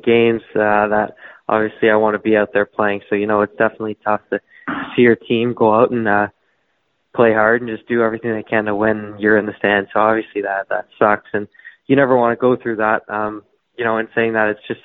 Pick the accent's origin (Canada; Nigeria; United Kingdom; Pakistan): Canada; Toronto, Ontario; I'm from Toronto, Ontario. I've lived there my whole life.